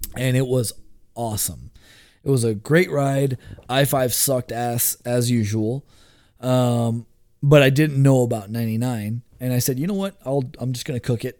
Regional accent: Houston, Texas, United States; moved away as an adult; now in Portland, United States; I was born and raised in Southwest Houston

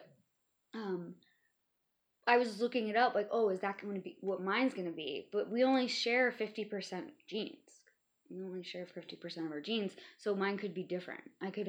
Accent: LeClaire, Iowa, United States; moved away; also born or lived in Illinois; But I grew up in Iowa. I didn't live there for very long. We went right across the river.

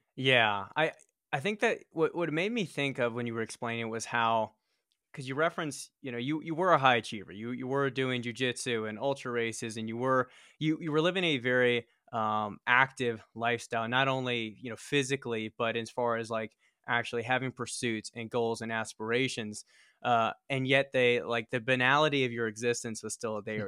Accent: Richmond, Virginia, United States; moved away as an adult; now in Colorado Springs, United States; we were born and raised in Richmond, Virginia

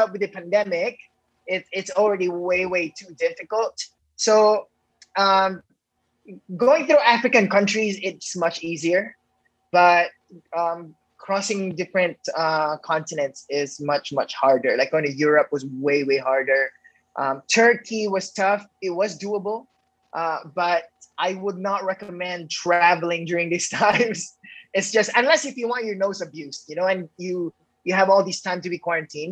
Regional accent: Negros Island Region, Philippines; also born or lived in Indonesia / Los Angeles; in the Philippines where I was born in Negros

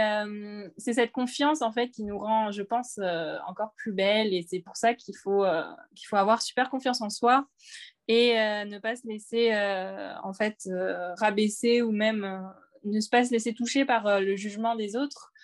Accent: Réunion; moved away as an adult; now in Hauts-de-Seine, France; comme je viens de La Réunion, à La Réunion, on regarde beaucoup euh, les Miss

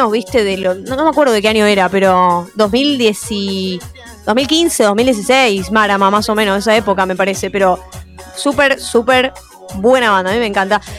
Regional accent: Buenos Aires, Argentina; Yo soy de Caballito, estoy cerca del barrio.

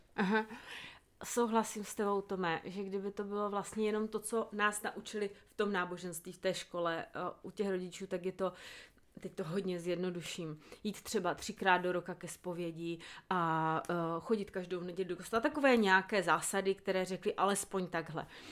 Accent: South Moravian Region, Czechia; jsem z Jižní Moravy

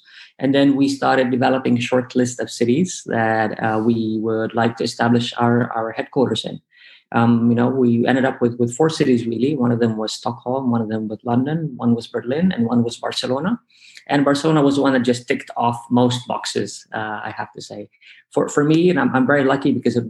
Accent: Lebanon; moved away; Growing up in Lebanon, you know, growing up in an Arab country

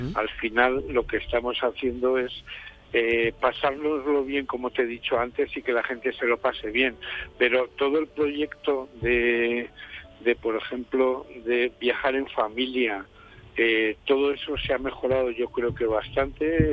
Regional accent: Rioja Alavesa, Basque Country, Spain; las personas que vivimos en esta zona, en el caso de Rioja Alavesa

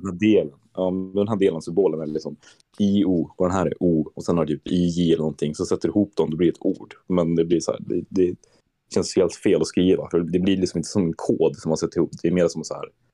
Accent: Sweden; moved away; jag är från Sverige

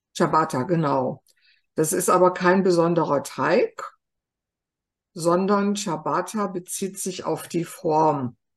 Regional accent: Germany; Bei uns in Deutschland

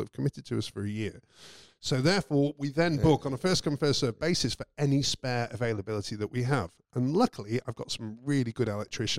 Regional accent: United Kingdom; I'm British

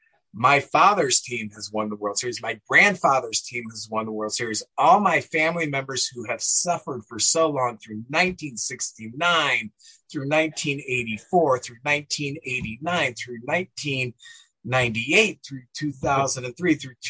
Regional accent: St. Louis, Missouri, United States; a Cub fan growing up in St. Louis

